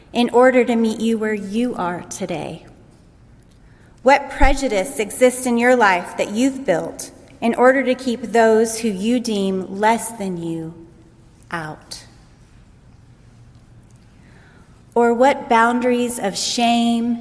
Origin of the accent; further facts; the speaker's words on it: United States; As an American woman